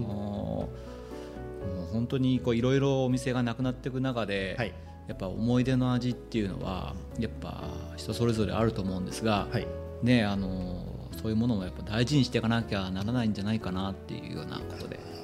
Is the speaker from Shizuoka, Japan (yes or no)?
yes; Shimizu, Shizuoka, Japan; 自分も清水出身で、うん、よくあの子供の頃、うん、あの清水銀座に友達と行く